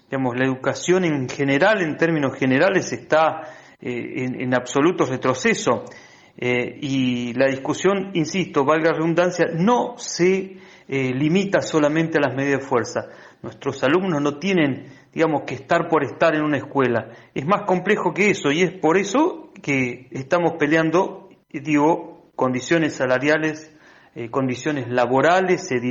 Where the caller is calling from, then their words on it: Río Gallegos, Santa Cruz, Argentina; soy secretario general de ADOSAP, Asociación Docente de Santa Cruz y me encuentro en la localidad de Río Gallegos, eh, eh, capital provincial.